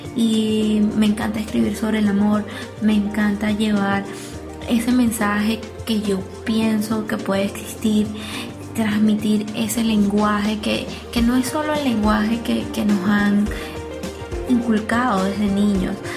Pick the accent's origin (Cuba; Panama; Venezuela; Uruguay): Venezuela; moved away; en mi país natal, a pesar de que hoy en día no vivo en él